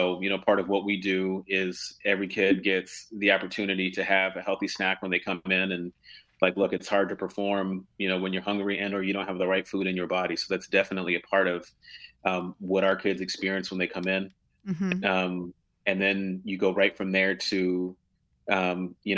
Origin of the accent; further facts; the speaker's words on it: Philadelphia, Pennsylvania, United States; moved away as an adult; now in Washington, D.C., United States; I wish I could say that I'm a native Washingtonian, but originally from Philadelphia.